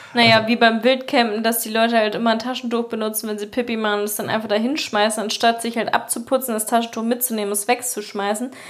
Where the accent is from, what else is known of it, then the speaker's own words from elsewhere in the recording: Eschwege, Hesse, Germany; das Open Flair ist in meiner Heimat halt so ein bekanntes Festival